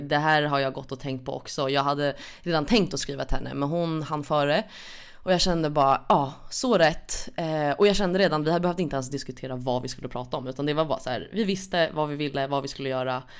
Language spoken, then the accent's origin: Swedish; Stockholm, Stockholm County, Sweden; är född och uppvuxen i Stockholm